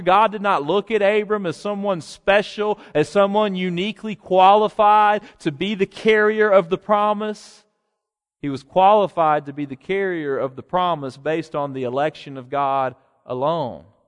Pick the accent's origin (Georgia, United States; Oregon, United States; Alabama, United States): Alabama, United States; he was a wildly popular governor in my home state